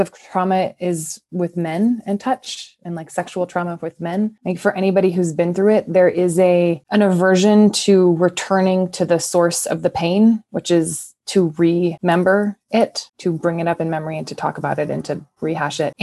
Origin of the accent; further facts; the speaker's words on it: Mendocino County, California, United States; now in Colorado, United States; I'm from Mendocino County